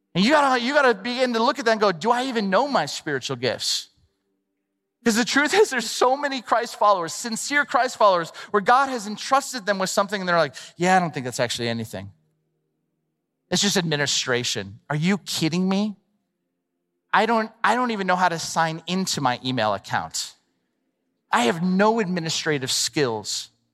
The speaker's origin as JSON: {"language": "English", "region": "Southern California", "country": "United States", "tie": "born or raised there", "said": "I grew up in Southern California"}